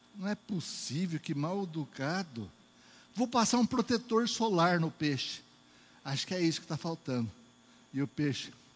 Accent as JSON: {"language": "Portuguese", "region": "Northeast Region", "country": "Brazil", "also_born_or_lived": "Caruaru", "accent": "nordestino", "said": "eu sou é, nordestino, né, bichinho Oxente? Vocês lembram disso da outra vez? Esse é meu sotaque, meu jeito"}